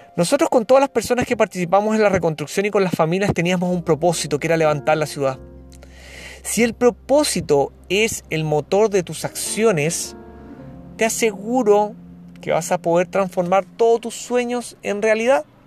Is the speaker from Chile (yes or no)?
yes; Chile; periodista de Chile con años de experiencia en sostenibilidad y comunicación social